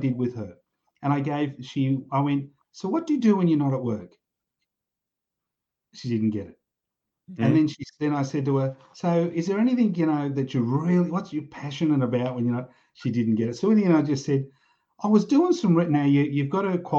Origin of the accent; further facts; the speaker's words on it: Australia; I grew up in pubs in Australia.